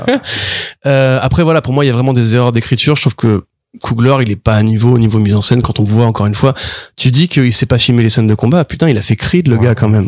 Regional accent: France; en tant que Français

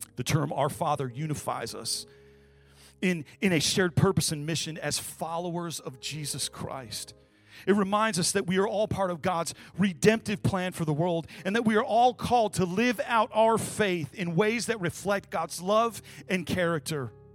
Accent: Kalamazoo, Michigan, United States; moved away; I was born and raised in Kalamazoo, Michigan, Midwest as you can get

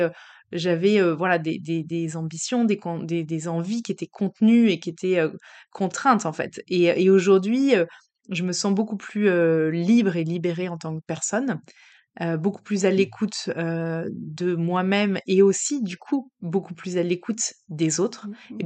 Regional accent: Paris, Île-de-France, France; on a quitté Paris, qui était notre ville quand même d'adoption, enfin notre ville d'enfance

